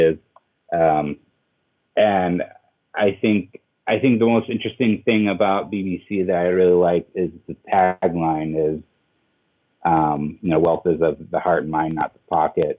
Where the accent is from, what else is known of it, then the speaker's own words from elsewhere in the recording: Denver, Colorado, United States; now in Portland, United States; I grew up in Denver